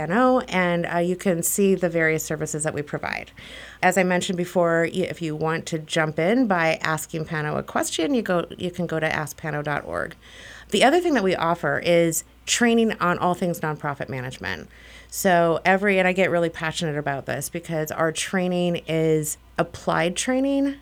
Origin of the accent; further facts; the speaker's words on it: Minnesota, United States; moved away as an adult; also born or lived in Ohio; I was maybe twenty when I left Minnesota